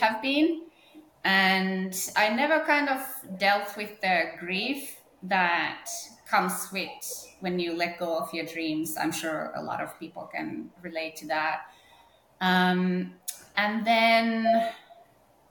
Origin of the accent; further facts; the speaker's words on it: northern Finland, Finland; moved away as an adult; also born or lived in Norway; I was growing up in North Finland.